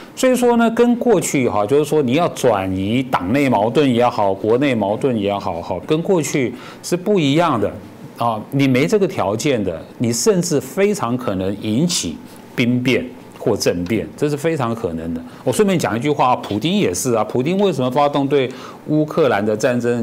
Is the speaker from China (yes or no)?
no; Taiwan; 跟我们台湾人讲说